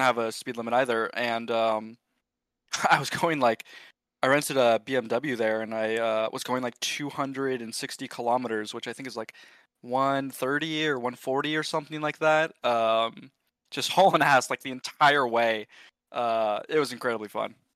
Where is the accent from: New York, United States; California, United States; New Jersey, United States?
California, United States; Sonoma; moved away as an adult; also born or lived in Berkeley, California; now in Austin, United States; I was born in Sonoma, California, a very small, nice part of the world. Um, grew up there